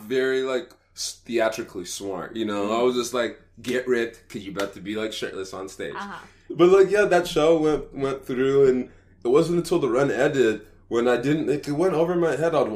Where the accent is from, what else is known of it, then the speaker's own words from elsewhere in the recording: Dallas, Texas, United States; back in my hometown in Dallas